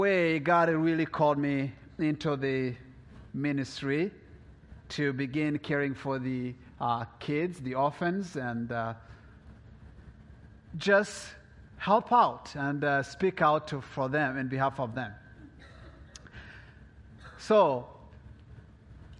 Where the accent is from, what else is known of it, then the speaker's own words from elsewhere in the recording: DR Congo; moved away; also born or lived in Burundi; I was born in Congo, Africa, Central East of Africa.